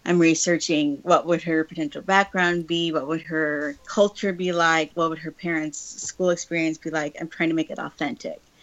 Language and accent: English; Denver, Colorado, United States; also born or lived in Chicago area; now in California, United States; I grew up in Denver. I didn't grow up in New York City